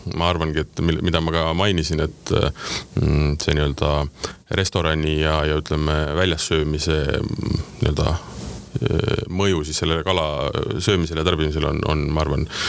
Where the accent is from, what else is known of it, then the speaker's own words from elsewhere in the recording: Tartu, Tartu County, Estonia; me oleme sama kandi mehed, mina olen Tartust pärit